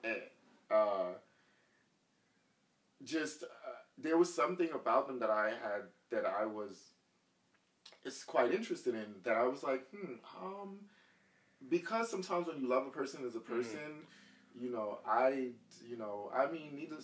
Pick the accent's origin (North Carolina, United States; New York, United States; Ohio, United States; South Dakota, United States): New York, United States; New York City; also born or lived in Jamaica; I'm from Brooklyn, and I'm from the suburbs